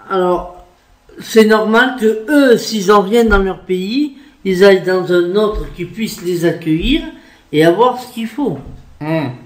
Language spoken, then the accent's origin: French; France; je suis française, ok. Je m'estime 100% française.